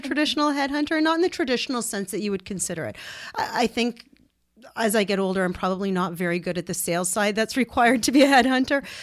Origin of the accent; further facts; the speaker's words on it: Ottawa, Ontario, Canada; we're born and raised in Ottawa.